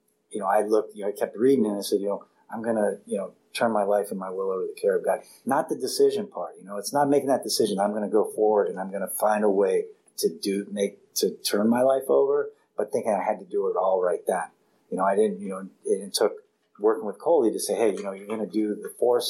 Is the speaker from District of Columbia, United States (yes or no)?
yes; Washington, District of Columbia, United States; now in California, United States; I grew up in Washington, D.C., then I go to this little island, and then now I'm in California